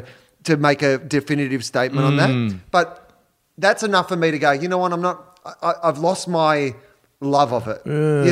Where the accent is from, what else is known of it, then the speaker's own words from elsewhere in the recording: Australia; I was raised being an Australian.